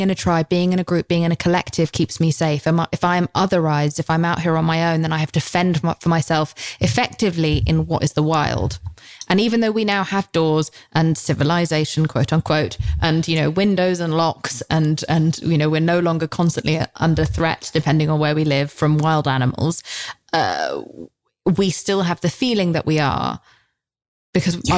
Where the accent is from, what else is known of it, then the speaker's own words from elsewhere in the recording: United Kingdom; I'm British